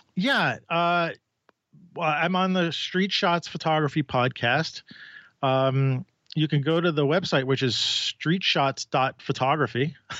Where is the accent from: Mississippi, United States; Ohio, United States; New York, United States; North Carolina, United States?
New York, United States; New York City